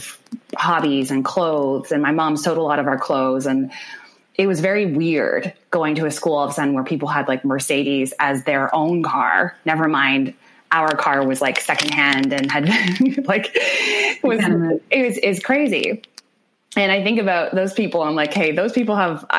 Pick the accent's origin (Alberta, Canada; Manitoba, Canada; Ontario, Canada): Manitoba, Canada; Winnipeg; I grew up in the North End of the city, like in the heart of it.